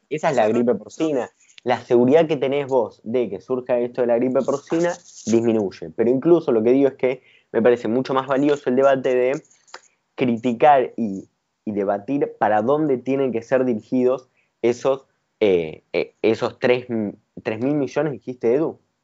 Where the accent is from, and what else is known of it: Argentina